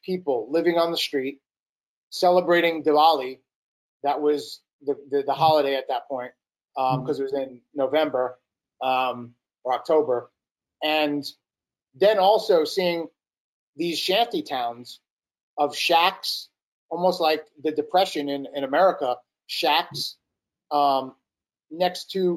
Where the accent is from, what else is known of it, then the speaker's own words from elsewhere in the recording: New York City, New York, United States; We're both from New York. He's from Long Island. I'm from Brooklyn